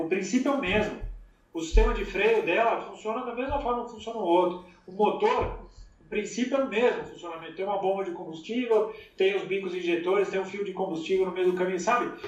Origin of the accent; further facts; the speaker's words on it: Brazil; now in United States; eu fui criado no Brasil gostando dos carros fabricados no Brasil.